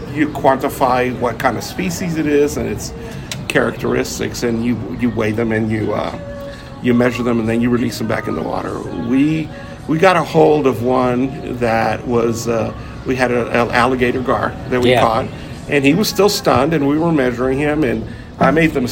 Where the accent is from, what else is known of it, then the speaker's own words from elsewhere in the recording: Brownsville, Texas, United States; I wasn't born in Brownsville, Texas, but I grew up in Brownsville